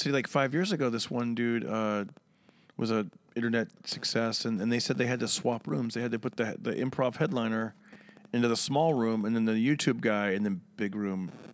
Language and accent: English; Fresno, California, United States; also born or lived in San Jose, California; now in Los Angeles, United States; Central California, Fresno, California. And, uh, yes, I grew up there